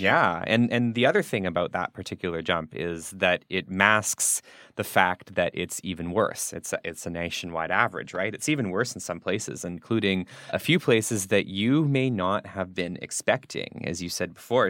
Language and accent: English; Canada; now in Berlin, Germany; coming from Canada. My hometown will be minus thirty-three next week.